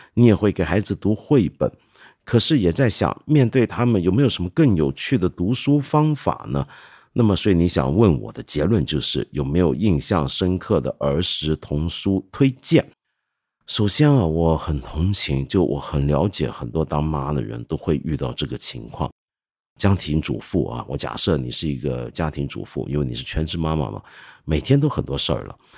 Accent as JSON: {"language": "Chinese", "country": "China", "said": "我们中国人听了之后，可能会觉得"}